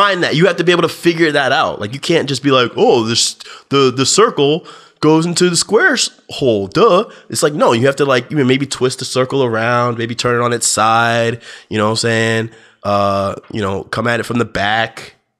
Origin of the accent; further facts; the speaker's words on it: New Jersey, United States; my home state of New Jersey